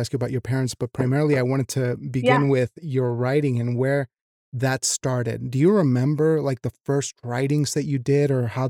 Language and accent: English; Wyoming, United States; moved away; also born or lived in Mexico; I was raised in Wyoming, I was raised in Mexico and Wyoming, and so I was a little bit of in between.